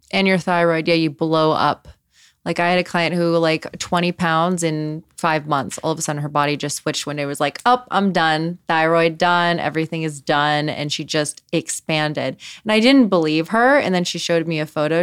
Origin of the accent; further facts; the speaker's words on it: Los Angeles, California, United States; grew up in Los Angeles